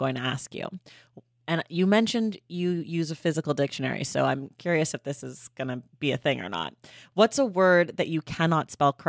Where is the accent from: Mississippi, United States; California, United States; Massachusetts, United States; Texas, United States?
California, United States; Oakland; I'm from Oakland